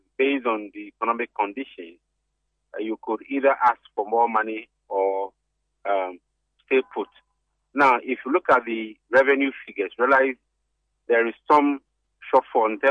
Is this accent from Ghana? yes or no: yes; Ghana; As a Ghanaian